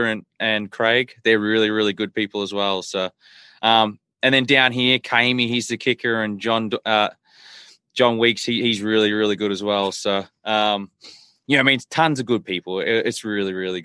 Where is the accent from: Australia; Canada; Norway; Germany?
Australia; also born or lived in Philadelphia / Texas; now in United States; I grew up in Australia, like right by a beach. So, more of a coastal town